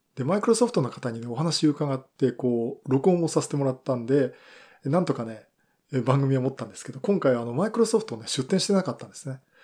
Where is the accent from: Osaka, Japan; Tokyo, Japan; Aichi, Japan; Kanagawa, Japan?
Kanagawa, Japan; Yokohama; 私の地元横浜